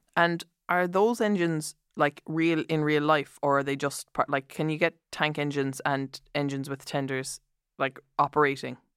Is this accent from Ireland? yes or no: yes; Ireland; as an Irish person